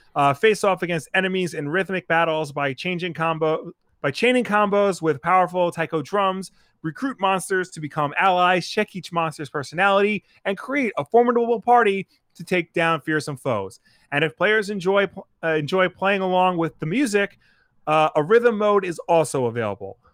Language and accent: English; Long Island, New York, United States; I'm some schmuck from Long Island